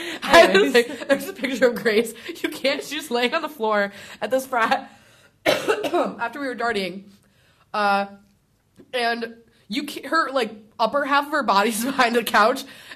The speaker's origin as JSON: {"language": "English", "town": "Chicago", "region": "Illinois", "country": "United States", "moved": "yes", "said": "I'm from Chicago"}